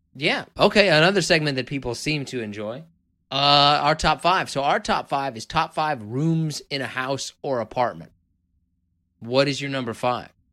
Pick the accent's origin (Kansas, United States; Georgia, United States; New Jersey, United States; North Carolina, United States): Kansas, United States; moved away; I'm from originally from Kansas